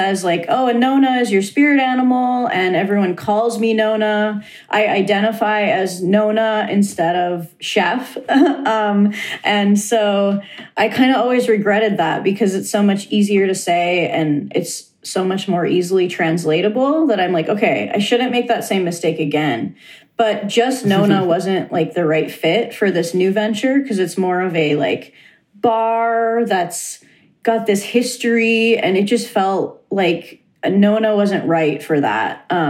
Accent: Negaunee, Michigan, United States; now in Oregon, United States; So it's in my hometown. Cool. I'm originally from a town called Negaunee, which is about 10 miles outside of Marquette, Michigan, in the UP.

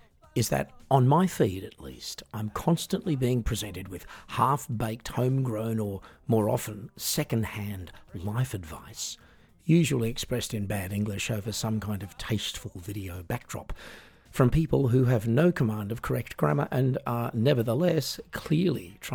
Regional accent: Australia; I'm an Australian singer, songwriter, piano entertainer

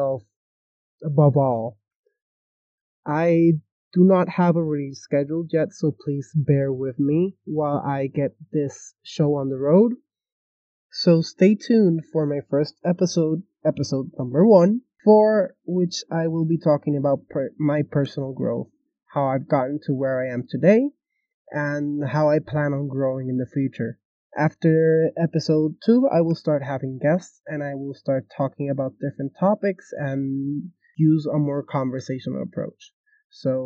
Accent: Puerto Rico; I am from Puerto Rico

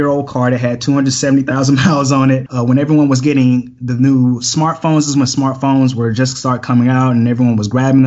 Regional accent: Atlanta, Georgia, United States; I'm from Atlanta, Georgia, born and raised.

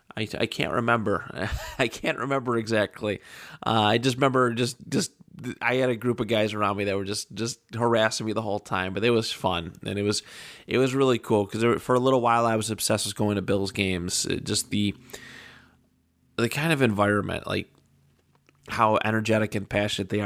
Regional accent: Buffalo, New York, United States; we're from Buffalo

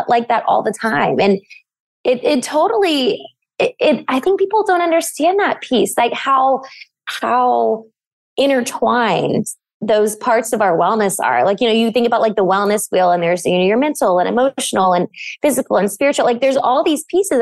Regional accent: Bible Belt, the South, United States; I grew up in the South in the Bible Belt

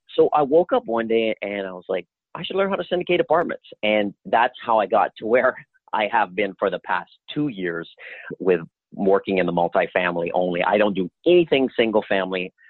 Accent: Louisiana, United States; moved away; I'm originally from Louisiana

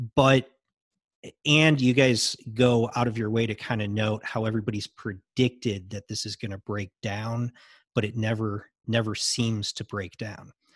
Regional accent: United States; I'm American

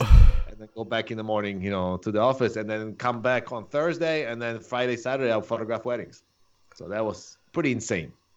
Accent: Poland; English is a second language; moved away as an adult; also born or lived in Chicago / San Diego; now in Orange County, United States; I'm originally from Poland

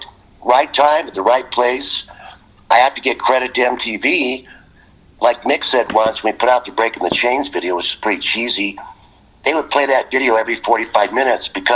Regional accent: United States; being American

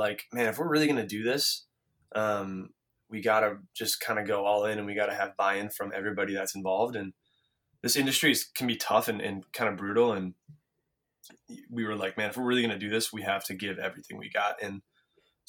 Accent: Minneapolis, Minnesota, United States; growing up in Minneapolis

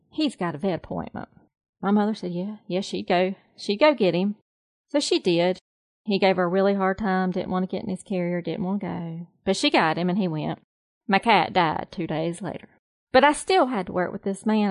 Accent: the South, United States; now in North Carolina, United States; I am a Southerner. I am definitely a true Southerner through and through.

